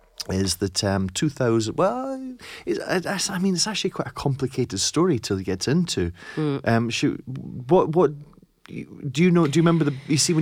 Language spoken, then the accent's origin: English; Scotland, United Kingdom; But I grew up in East Lothian, in and around Edinburgh.